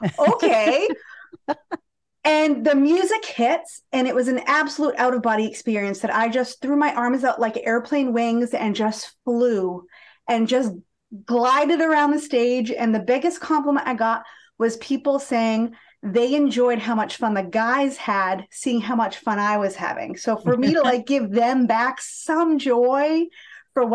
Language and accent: English; Boston, Massachusetts, United States; accent: Boston; I'm just right outside of Boston. So born nice. And bred. I like to joke, you only get my Boston accent after a few cocktails.